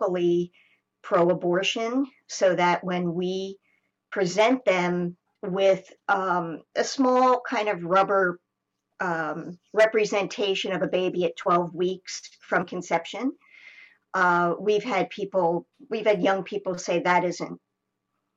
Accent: United States; now in Canada; I'm American

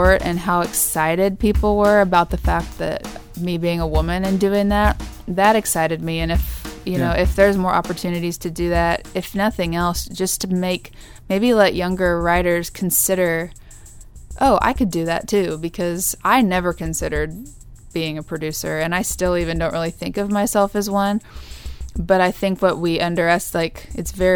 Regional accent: Kansas, United States; moved away; my hometown in Kansas

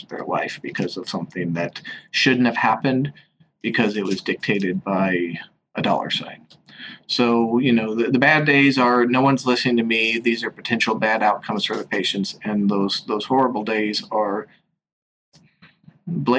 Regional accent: Washington, United States; moved away as an adult; now in New York City, United States; I'm from the West Coast, I'm from the state of Washington, and I'm now out here in New York City

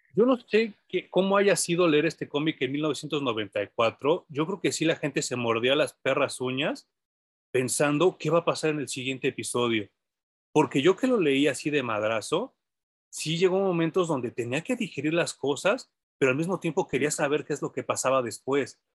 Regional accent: Mexico; hay gente en México que compra los cómics y que los lee a pesar de que no el inglés no sea nuestro idioma nativo

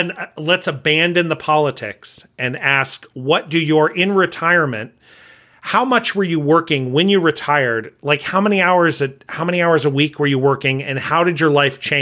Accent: California, United States; So I came from Southern California where religion wasn't, I mean, you talked about religion, but a lot of people were not, if you were church going, it just wasn't a big deal.

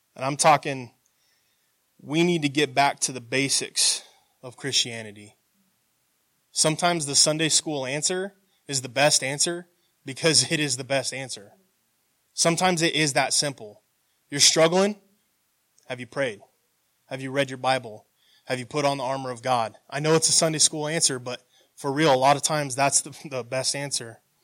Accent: United States; growing up in America, we're taught to be proud of your country

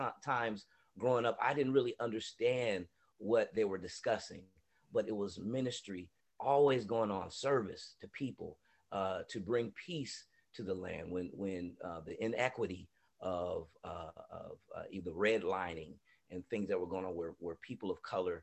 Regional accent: San Diego, California, United States; also born or lived in Atlanta; leaving from San Diego and seeing the things that we were up against, you know, racially and just inequities that we were up against here in San Diego

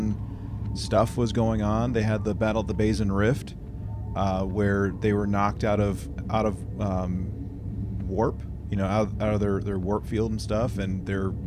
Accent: United States; as an American

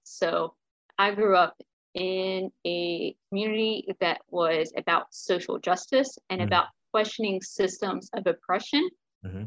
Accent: Greensboro, North Carolina, United States; I grew up in Greensboro, North Carolina.

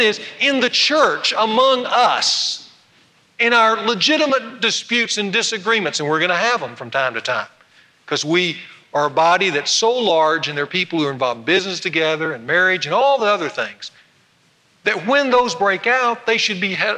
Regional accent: North Louisiana, United States; moved away; go down to my hometown where I grew up and watch one of my best high school friends get installed as the second district judge over in North Louisiana

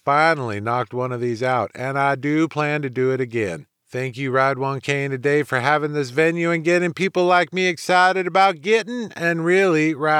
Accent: Lafayette, Louisiana, United States; My map brought me from my hometown of Lafayette, Louisiana

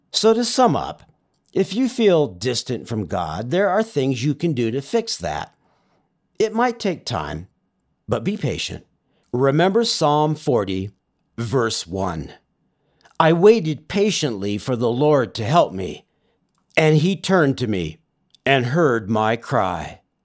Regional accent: Southern California, United States; moved away; I grew up in Southern California.

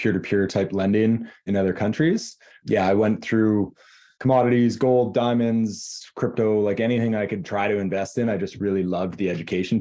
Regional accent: Kelowna, British Columbia, Canada; also born or lived in Vancouver / Panama; I was born in Vancouver, but family moved up to Kelowna when I was young

